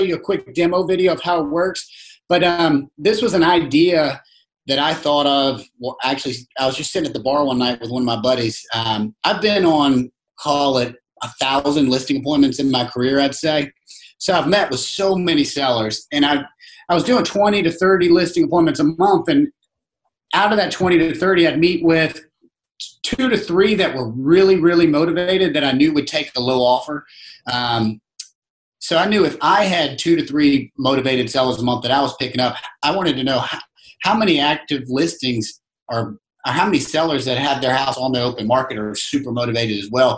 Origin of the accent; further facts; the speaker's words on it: Virginia, United States; moved away as an adult; now in Charleston, United States; I grew up in Virginia, played college basketball in Virginia, graduated college, moved straight to Charleston